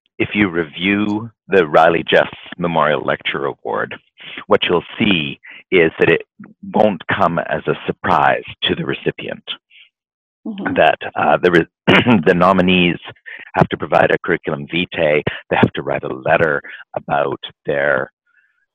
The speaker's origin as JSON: {"language": "English", "town": "Vancouver", "region": "British Columbia", "country": "Canada", "tie": "born or raised there", "said": "here in my hometown"}